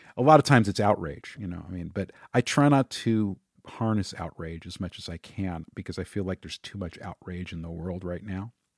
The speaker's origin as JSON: {"language": "English", "town": "Los Angeles", "region": "California", "country": "United States", "tie": "born or raised there"}